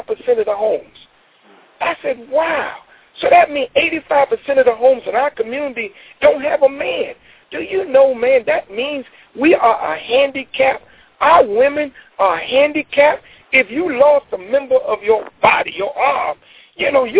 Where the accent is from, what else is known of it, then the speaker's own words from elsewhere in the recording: United States; I come from America